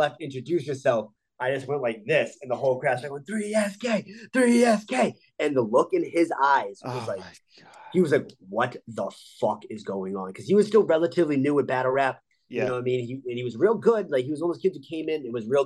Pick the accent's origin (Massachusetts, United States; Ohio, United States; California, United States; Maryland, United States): Massachusetts, United States; Boston; I'll get stopped, you know, in my hometown and people know who I am